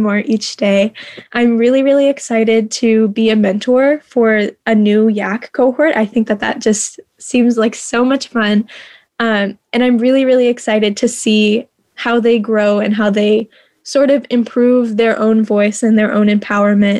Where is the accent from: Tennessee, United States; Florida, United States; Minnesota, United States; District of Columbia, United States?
Tennessee, United States; Clarksville; I'm from Clarksville, Tennessee. So I'm about an hour out from Nashville.